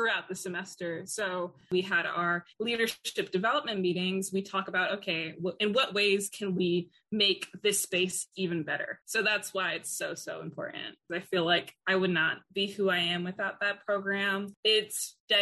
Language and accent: English; New York City, New York, United States; moved away as an adult; I came from Queens, and I came from a predominantly Black neighborhood